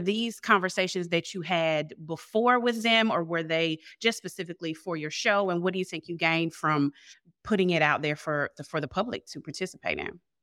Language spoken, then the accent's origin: English; the South, United States; I'm from South, and I didn't grow up in a household or, or a culture even that was open to answering questions